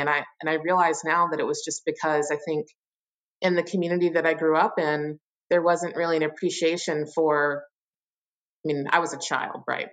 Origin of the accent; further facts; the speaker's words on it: Richmond, Virginia, United States; moved away as an adult; also born or lived in Pittsburgh, Pennsylvania; now in Chicago, United States; I am from Richmond, Virginia, or really a suburb of Richmond, Virginia, and lived there, mm, you know, my whole life until I was 18